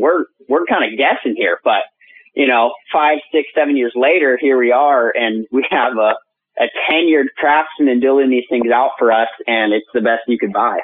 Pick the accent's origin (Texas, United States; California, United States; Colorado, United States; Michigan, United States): California, United States; Central; also born or lived in Bay Area; I'm from Central California.